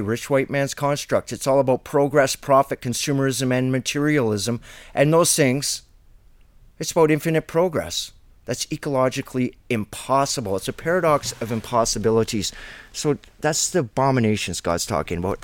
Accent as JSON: {"language": "English", "region": "Ontario", "country": "Canada", "said": "being a Canadian"}